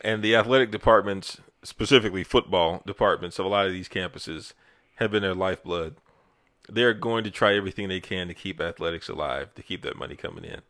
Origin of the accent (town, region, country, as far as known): United States